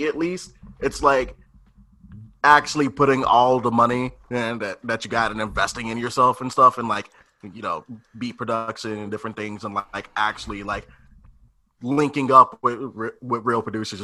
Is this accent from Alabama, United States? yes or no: no; Copperas Cove, Texas, United States; moved away as an adult; now in California, United States; I'm from Copper's Cove. It's like an hour away from Austin